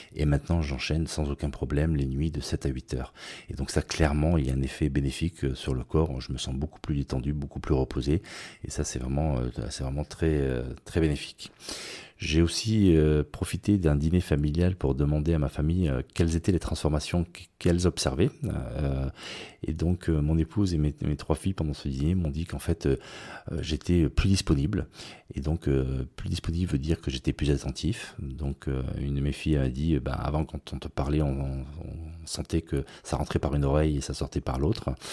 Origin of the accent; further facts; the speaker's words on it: Nice, Provence-Alpes-Côte d'Azur, France; now in Basque Country, France; j'ai grandi à Nice